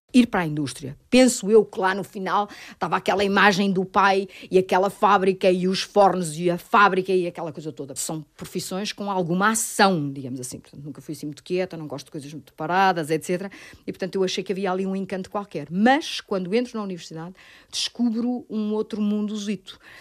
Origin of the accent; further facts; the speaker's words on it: Ílhavo, Aveiro District, Portugal; A minha adolescência passa-se em Ilhavo, na fábrica de porcelana da Vista Alegre, no meio da porcelana.